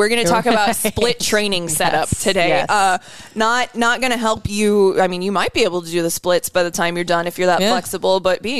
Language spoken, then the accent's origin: English; Denison, Iowa, United States; I'm white trash. From Denison, Iowa.